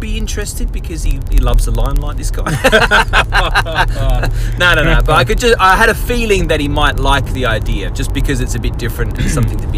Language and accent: English; Slough, South East England, United Kingdom; moved away; also born or lived in Goldsworthy; I'm from Slough originally